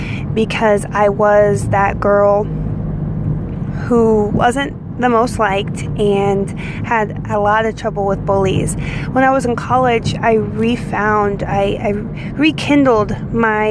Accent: Indiana, United States; The actual town that I grew up in Indiana was a mile long

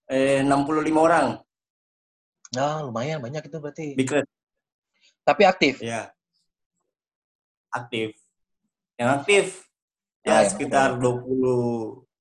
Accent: Kendari, Southeast Sulawesi, Indonesia; born there; Eh, kebetulan saya lahir di Kendari. Oh, besar berarti lahir di Kendari. Nah, tapi saya sebenarnya dari pulau lain dekat Kendari juga.

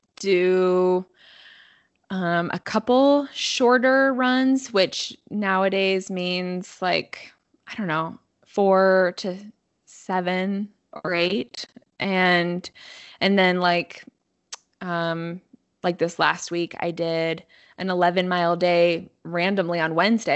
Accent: Bend, Oregon, United States; I grew up in Bend, so I've seen it grow a lot

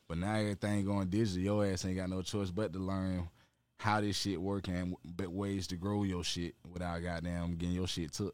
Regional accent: Atlanta, Georgia, United States; I was born at goddamn South Fulton Hospital right here off Cleveland Avenue

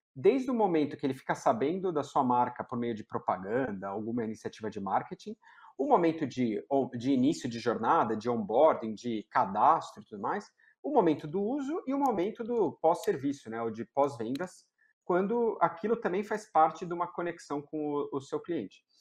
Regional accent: São Paulo, Brazil; Sou de São Paulo, né? Nasci e criado em, em São Paulo

